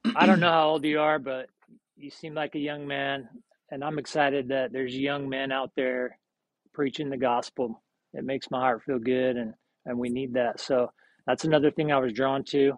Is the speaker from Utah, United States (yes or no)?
yes; Salt Lake City, Utah, United States; moved away as an adult; also born or lived in Seattle / Austin; I'm originally from Salt Lake